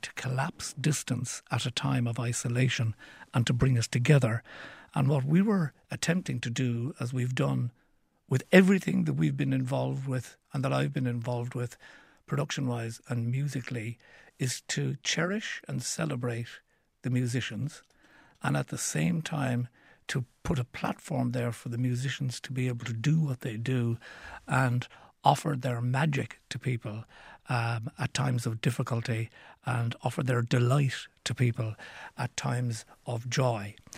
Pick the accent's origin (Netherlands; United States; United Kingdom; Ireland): Ireland; Cork, Munster; when I was growing up in Cork City